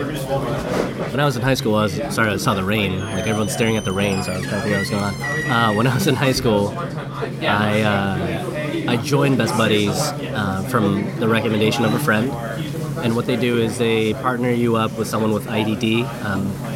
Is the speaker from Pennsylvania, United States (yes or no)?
no; Iowa, United States; moved away as an adult; also born or lived in Minnesota; I was born in Minnesota, but raised in Iowa, lived there for 20 something years